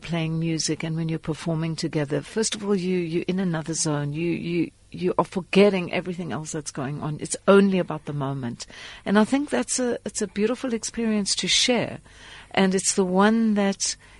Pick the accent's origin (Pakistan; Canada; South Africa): South Africa; Port Elizabeth, Eastern Cape; moved away as an adult; also born or lived in United States / Lesotho; my hometown, Port Elizabeth